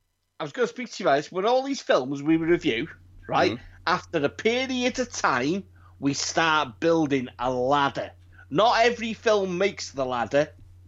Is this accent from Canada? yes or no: no; United Kingdom; It's weird, we're British.